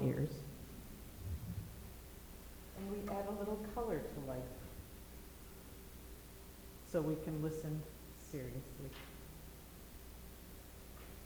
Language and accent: English; Minnesota, United States; moved away; I grew up in Minnesota, small town in Minnesota